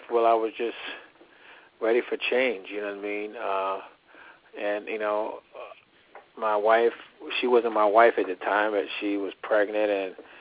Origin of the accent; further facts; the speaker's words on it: Baltimore, Maryland, United States; I'm from Baltimore, Maryland